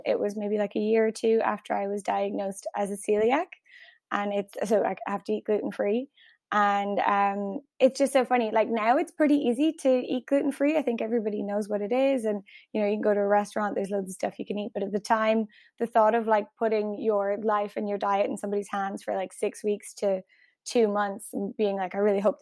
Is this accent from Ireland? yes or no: yes; Ireland; accent: Irish; my Irish accent